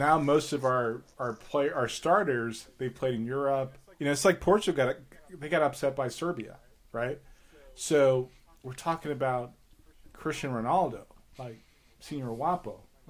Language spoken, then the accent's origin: English; New York City, New York, United States; I grew up in Spanish Harlem. I'm from New York.